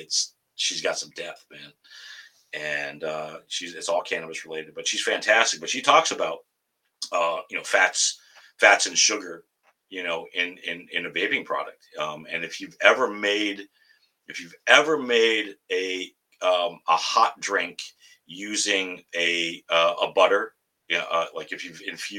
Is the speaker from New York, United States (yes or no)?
yes; Tonawanda, New York, United States; now in Massachusetts, United States; I grew up and born and raised in Buffalo, New York, Tonawanda